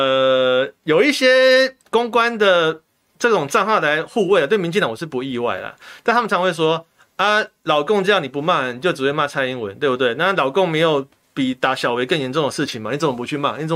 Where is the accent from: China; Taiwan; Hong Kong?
Taiwan; 我也是台湾人，毛家健也是台湾人，我们台湾人缴台湾的税，监督台湾总统是。